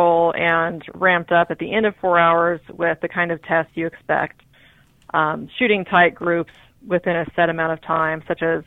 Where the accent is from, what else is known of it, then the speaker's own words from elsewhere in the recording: Washington, United States; I grew up in Washington State